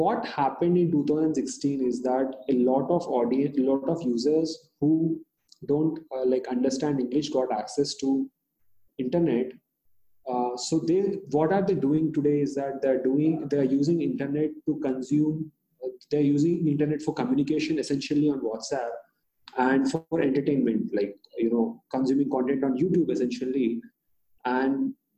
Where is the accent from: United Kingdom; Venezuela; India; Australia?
India; first language Hindi; English is a second language; So I come from this tier 3 sort of a location where the population of the town is 50,000 people. In an Indian context, it's a very small town